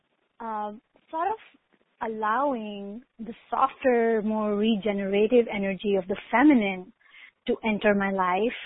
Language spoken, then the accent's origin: English; India; I grew up in India